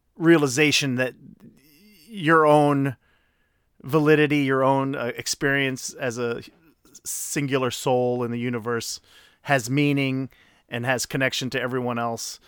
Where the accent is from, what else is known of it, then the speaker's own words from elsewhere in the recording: Chicago, Illinois, United States; I grew up in South Shore.